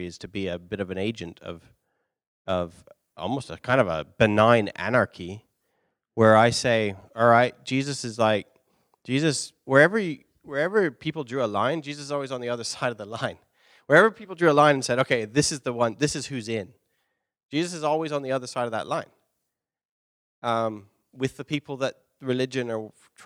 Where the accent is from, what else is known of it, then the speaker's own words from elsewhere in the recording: London, United Kingdom; moved away; I'm from London